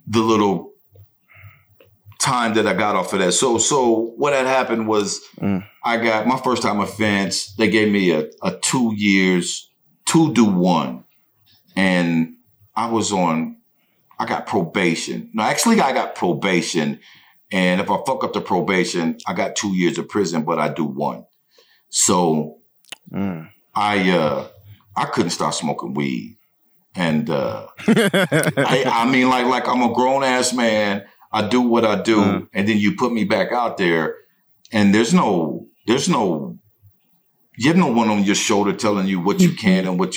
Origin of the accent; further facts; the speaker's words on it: near Putnamville, Indiana, United States; It's in Putnamville, and it's close to my hometown